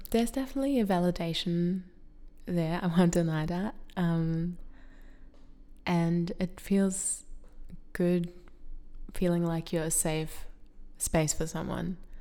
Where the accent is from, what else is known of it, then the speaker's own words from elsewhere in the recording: Germany; now in Australia; I'm from Germany